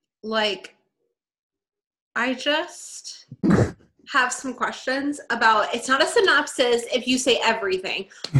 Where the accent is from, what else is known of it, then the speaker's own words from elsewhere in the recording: Texas, United States; growing up in Texas